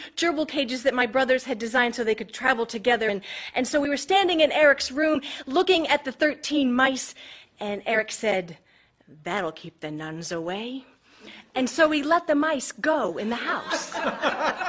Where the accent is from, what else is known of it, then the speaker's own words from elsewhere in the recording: Georgetown, Massachusetts, United States; moved away as an adult; also born or lived in Springfield, Massachusetts / South Carolina; we moved from Springfield, Massachusetts, to Georgetown, Massachusetts